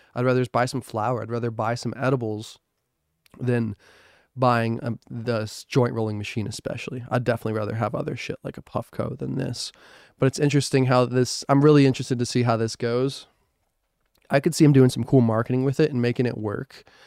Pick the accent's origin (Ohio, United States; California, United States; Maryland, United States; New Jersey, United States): New Jersey, United States; moved away; I'm from New Jersey